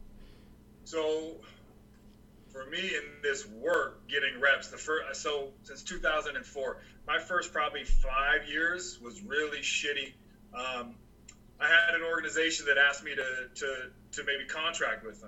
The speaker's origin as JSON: {"language": "English", "region": "Montana", "country": "United States", "tie": "born or raised there", "moved": "yes", "said": "from my hometown in Montana days"}